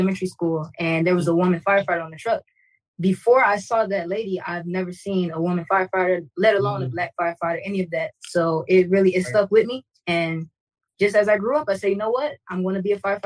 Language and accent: English; Miami, Florida, United States; I'm born and raised in Miami, Florida. All right, 305, baby.